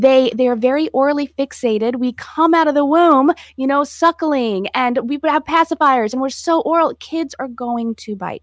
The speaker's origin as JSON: {"language": "English", "region": "Florida", "country": "United States", "tie": "born or raised there", "moved": "as an adult", "said": "I was happy to come back to my home state"}